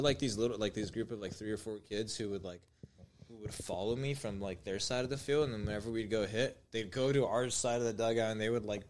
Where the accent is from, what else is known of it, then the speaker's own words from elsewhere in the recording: Pico Rivera, California, United States; I'm actually from Pico.